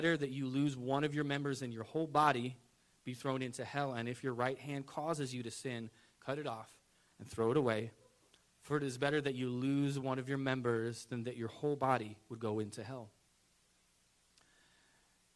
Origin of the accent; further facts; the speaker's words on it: United States; As an American